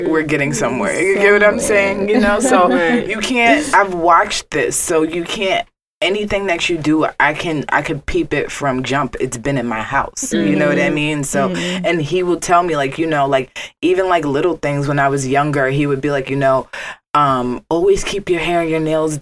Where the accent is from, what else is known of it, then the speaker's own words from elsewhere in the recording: New York City, New York, United States; we come from the Bronx